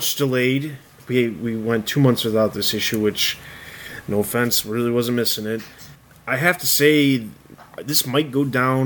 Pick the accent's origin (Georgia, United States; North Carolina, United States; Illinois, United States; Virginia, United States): Illinois, United States; Chicago; moved away; I'm originally from Chicago.